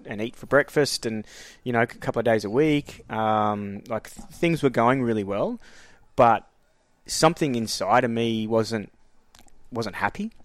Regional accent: Queensland, Australia; moved away as an adult; also born or lived in Frankston, Victoria / Blind Bight, Victoria; now in Melbourne, Australia; I was pretty much raised in Queensland. Um, so most of my schooling life was up there from a gra-, grade four onwards.

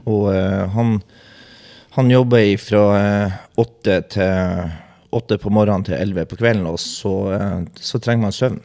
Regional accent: Bodø, Nordland, Norway; moved away; jeg kommer fra Bodø

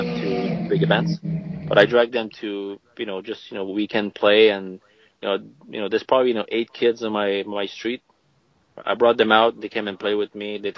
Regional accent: Canada; we're Canadian.

